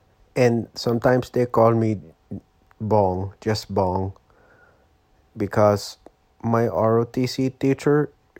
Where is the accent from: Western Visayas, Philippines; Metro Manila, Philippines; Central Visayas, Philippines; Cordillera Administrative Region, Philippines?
Metro Manila, Philippines; Quezon City; English is a second language; now in Oakland, United States; I'm born and raised in Quezon City, Philippines. And I come here to live. I'm live here now in Oakland, California. United States of America.